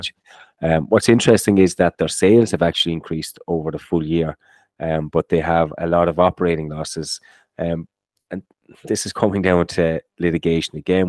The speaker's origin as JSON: {"language": "English", "country": "Ireland", "tie": "born or raised there", "said": "growing up in Ireland, when you were doing your, um, you do these leaving certs and inter certs"}